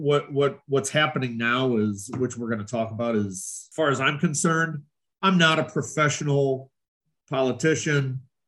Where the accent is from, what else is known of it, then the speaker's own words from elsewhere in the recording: North Shore, Illinois, United States; also born or lived in Marietta, Ohio; I'm from the North Shore, born and raised